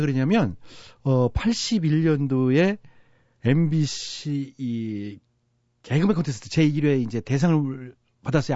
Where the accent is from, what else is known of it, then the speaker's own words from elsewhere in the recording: Chungcheong, South Korea; 제가 충청도 출신이니까